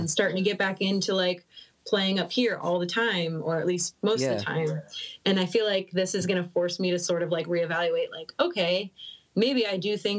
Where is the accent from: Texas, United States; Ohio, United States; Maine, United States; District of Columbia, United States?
Ohio, United States; Cincinnati; now in Michigan, United States; So yeah, I've kind of like went all over in Ohio, and then originally I'm from Cincinnati, so it's like now I'm in Michigan.